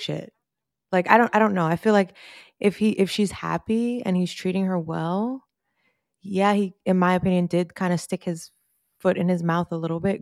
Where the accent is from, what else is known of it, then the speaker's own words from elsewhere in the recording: New York, United States; we're from New York